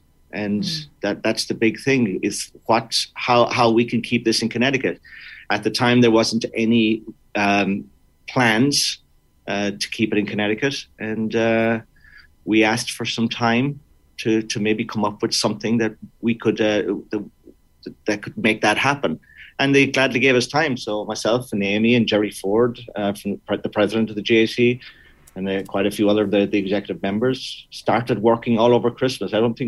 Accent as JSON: {"language": "English", "region": "Munster", "country": "Ireland", "tie": "born or raised there", "said": "I think even in school, growing up in Kerry, it was something that was touched on."}